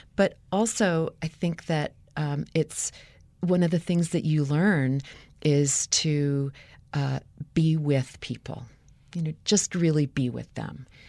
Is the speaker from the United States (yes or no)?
yes; United States; growing up in the United States